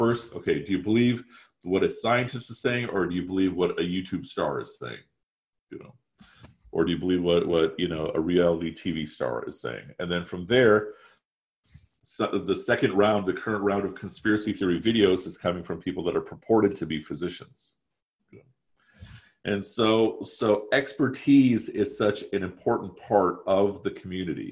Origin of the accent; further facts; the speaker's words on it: Chicago, Illinois, United States; also born or lived in Pakistan; nearly 100% of my waking hours have taken place in the Chicagoland area